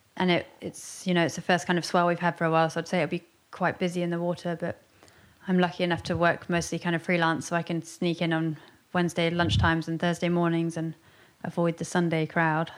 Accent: Westward Ho!, South West England, United Kingdom; I grew up in Westwood Ho, which is kind of the, I always think it's a bit of the underground town in North Devon

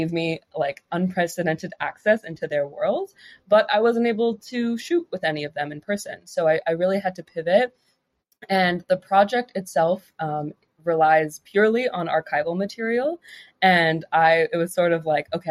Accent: South Florida, United States; moved away as an adult; also born or lived in Massachusetts; now in New York City, United States; my hometown. So South Florida, just the area.

